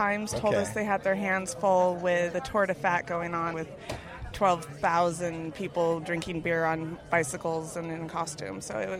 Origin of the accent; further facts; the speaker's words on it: Idaho, United States; I'm from Idaho.